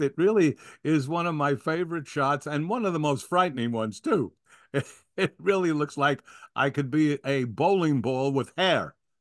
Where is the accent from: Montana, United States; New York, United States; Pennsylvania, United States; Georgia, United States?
New York, United States; I wanted to be in New York. That's my home